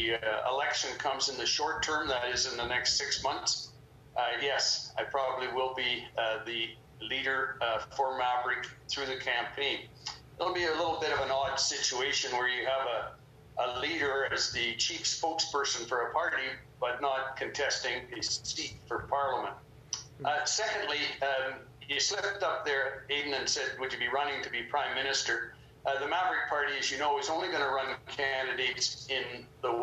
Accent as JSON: {"language": "English", "town": "Fort St. John", "region": "British Columbia", "country": "Canada", "tie": "born or raised there", "said": "I was born and raised up in Fort St. John in the far north of British Columbia"}